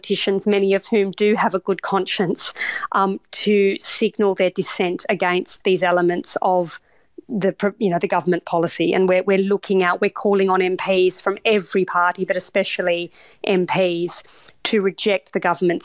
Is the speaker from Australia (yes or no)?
yes; Australia; now in United Kingdom; as an Australian